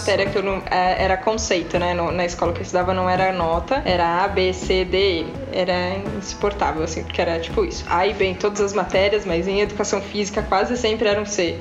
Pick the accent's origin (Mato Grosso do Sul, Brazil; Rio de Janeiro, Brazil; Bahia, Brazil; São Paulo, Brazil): São Paulo, Brazil; eu nunca morei fora de São Paulo